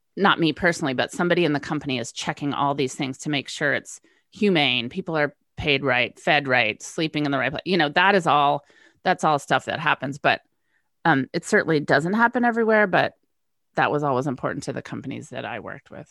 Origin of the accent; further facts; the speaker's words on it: West Coast, United States; moved away as an adult; west coast girl moves east